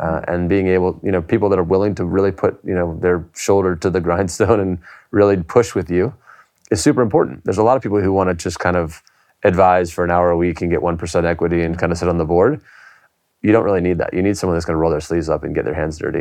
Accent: United States; now in United Kingdom; I'm an American

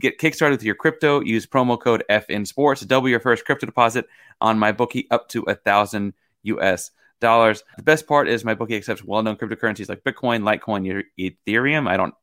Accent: Houston, Texas, United States; born there; listeners of the show know that I was born in Houston.

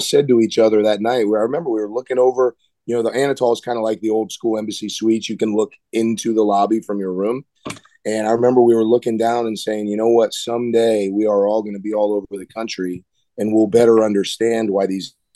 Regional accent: South Florida, United States; moved away as an adult; growing up in South Florida

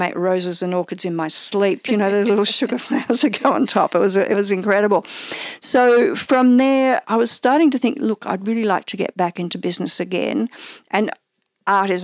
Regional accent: Cobram, Victoria, Australia; also born or lived in Warragul, Victoria / Drouin, Victoria; now in Melbourne, Australia; I was born in Gippsland in Warrigal, and family lived in Druin, which is actually not too far from where we are in Melbourne. It's probably about a 40-odd minute drive out into the country. And then from there, we moved to a citrus orchard in Cobram. So, you know, we had very much a country upbringing

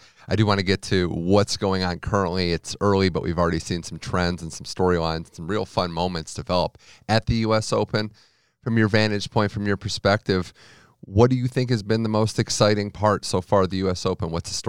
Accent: United States; being an American

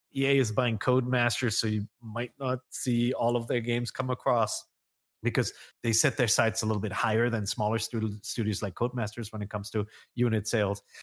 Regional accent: Germany; moved away; growing up in Germany, you needed a passport to go into Holland

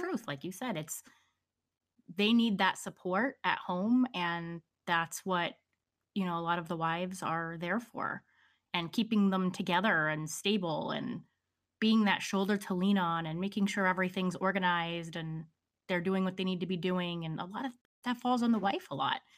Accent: Pennsylvania, United States; I'm a Pennsylvania girl. I grew up, was born and raised in Pennsylvania

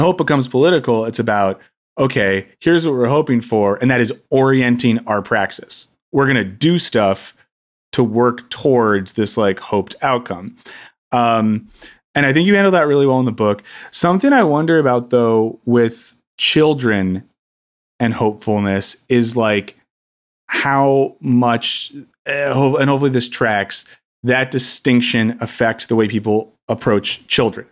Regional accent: United States; also born or lived in Scotland; As a Yank

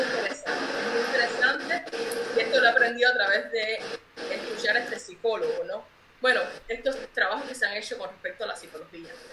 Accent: Cuba; moved away as an adult; now in Cincinnati, United States; soy de Cuba

